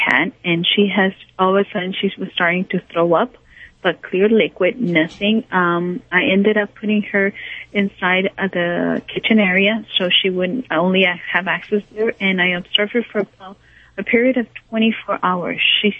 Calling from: Encino, California, United States; I'm calling from Encino, California.

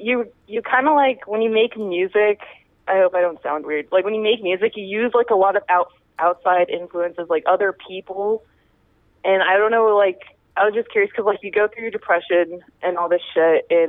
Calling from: Mesa, Arizona, United States; I'm in Mesa. I'm not from Mesa. Yeah, I'm in Mesa, Arizona.

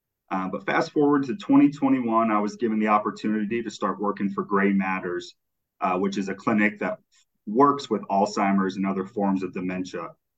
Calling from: Tampa, Florida, United States; Yeah, so I'm in Tampa, Florida. The sun is shining and the humidity is high.

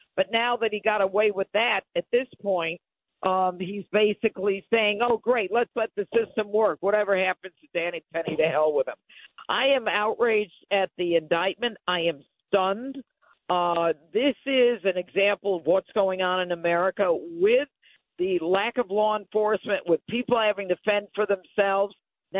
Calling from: Arizona, United States; I am I'm calling you from Arizona. I'm coming back to New York.

